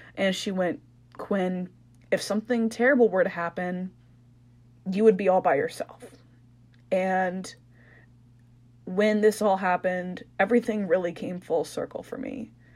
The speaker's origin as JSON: {"language": "English", "town": "Anchorage", "region": "Alaska", "country": "United States", "moved": "as an adult", "said": "we're both from Anchorage"}